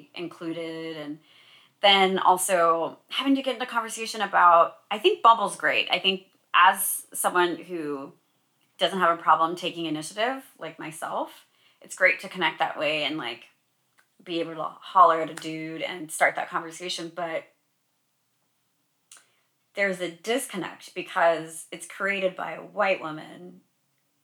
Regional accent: Sacramento, California, United States; I'm from Sacramento. That's my hometown

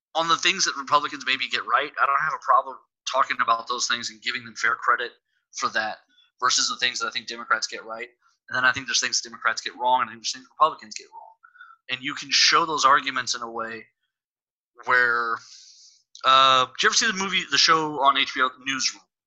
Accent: Texas, United States; I'm from Texas, and here in Texas

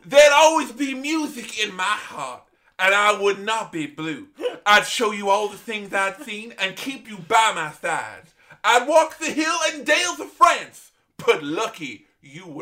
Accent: England, United Kingdom; growing up in England

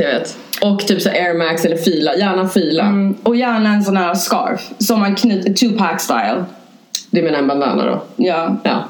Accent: Norrland, Sweden; moved away; also born or lived in Hässelby; jag är från Norrland

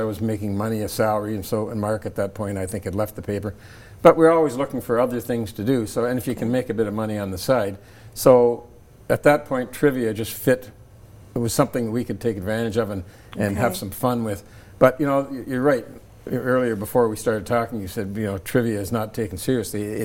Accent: Toronto, Ontario, Canada; I grew up in Scarborough, Ontario, in Toronto.

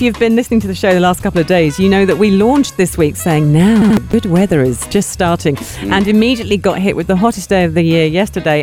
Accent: United Kingdom; I'm obviously from the Western British.

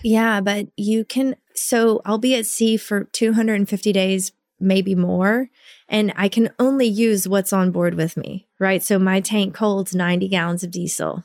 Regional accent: Little Rock, Arkansas, United States; moved away as an adult; also born or lived in Rockaway Beach, New York; I'm from Arkansas

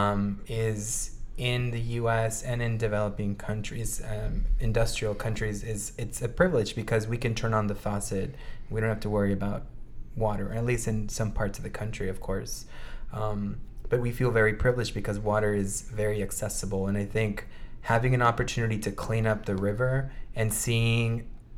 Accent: Brownsville, Texas, United States; moved away; my backyard in Brownsville

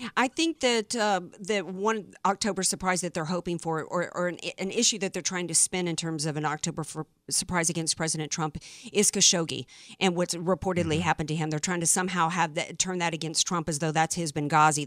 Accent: the South, United States; I grew up in the South

